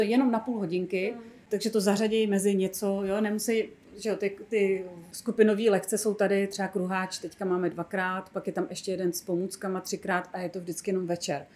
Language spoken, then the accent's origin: Czech; Bohemia, Czechia; also born or lived in Prague; tady u nás v Čechách